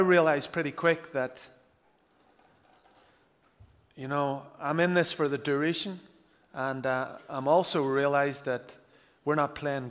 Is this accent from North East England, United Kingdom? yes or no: no; Northern Ireland, United Kingdom